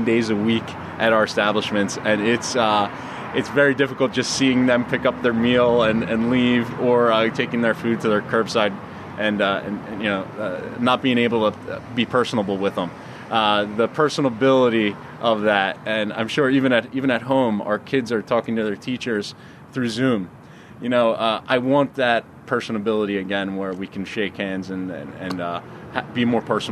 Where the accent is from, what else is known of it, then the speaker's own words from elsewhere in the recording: United States; being an American